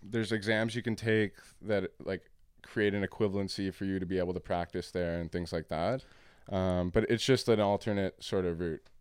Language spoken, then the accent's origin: English; Canada; also born or lived in Windsor, Ontario; I'm Canadian. I live here in Windsor